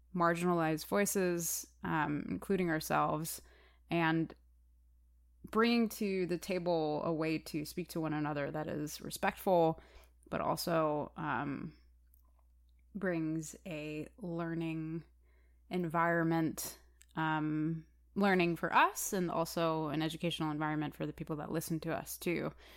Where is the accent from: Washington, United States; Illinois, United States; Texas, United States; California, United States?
Illinois, United States; Chicago; I am a actor, musician, activist from the city of Chicago